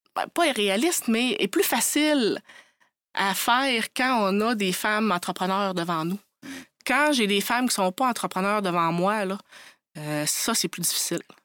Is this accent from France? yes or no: no; Côte-Nord, Quebec, Canada; je suis originaire de la Côte-Nord